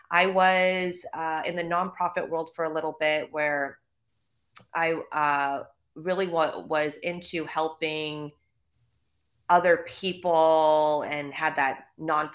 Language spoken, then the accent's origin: English; Los Angeles, California, United States; accent: Valley girl; moved away as an adult; also born or lived in New York; now in Los Angeles, United States; I am born and raised in California. I'm from Van Nuys, to be specific